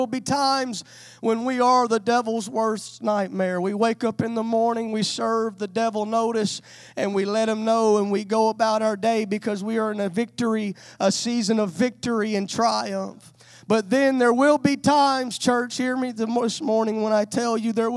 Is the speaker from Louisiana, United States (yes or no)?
yes; Louisiana, United States; now in West Texas, United States; I was raised in Louisiana, but I moved to West Texas